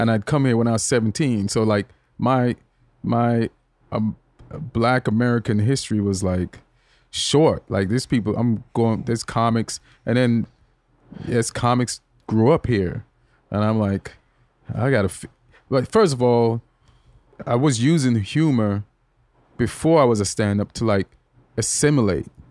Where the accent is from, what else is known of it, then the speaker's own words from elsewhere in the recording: Jamaica; moved away as an adult; also born or lived in England; now in United States; when I was growing up in Jamaica